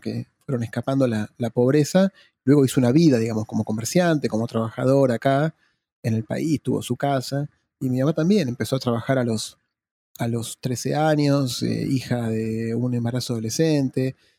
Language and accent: Spanish; Argentina; also born or lived in Sussex / London; yo soy de Argentina